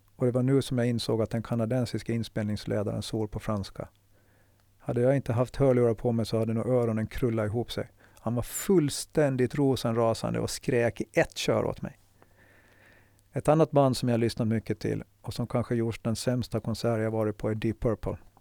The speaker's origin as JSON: {"language": "Swedish", "town": "Mariehamn", "country": "Åland Islands", "tie": "born or raised there", "said": "Huset jag växte upp i ligger inte långt från fiskehamnen"}